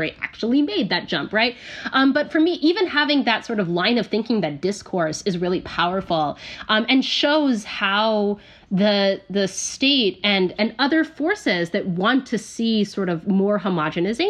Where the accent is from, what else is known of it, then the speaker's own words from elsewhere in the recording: United States; being an American